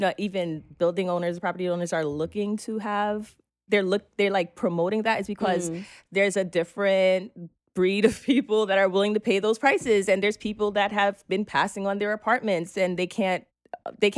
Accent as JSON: {"language": "English", "town": "New York City", "region": "New York", "country": "United States", "tie": "born or raised there", "said": "Growing up in Brooklyn"}